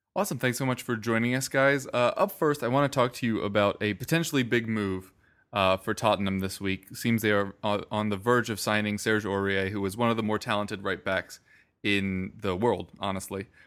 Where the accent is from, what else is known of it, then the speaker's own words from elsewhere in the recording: United States; as an American sports fan